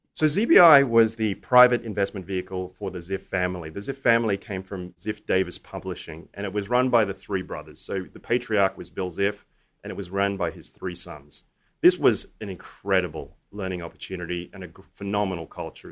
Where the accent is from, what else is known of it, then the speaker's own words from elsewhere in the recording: Australia; I grew up in Australia